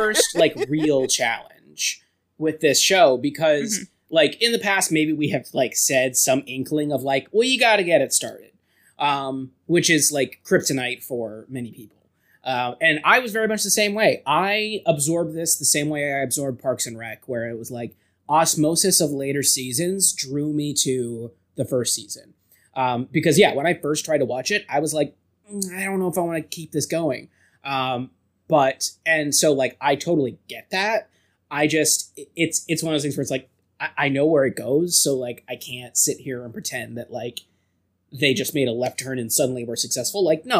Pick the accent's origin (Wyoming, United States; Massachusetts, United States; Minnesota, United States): Wyoming, United States; It's like and then she's from New York and we're from Wyoming.